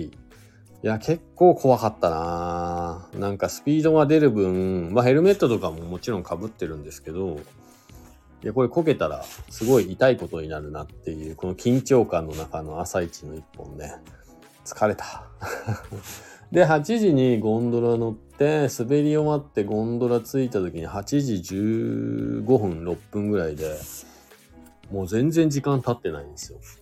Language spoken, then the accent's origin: Japanese; Shizuoka, Japan; moved away as an adult; now in Hakuba, Japan; 僕ね、もともと静岡県出身なんで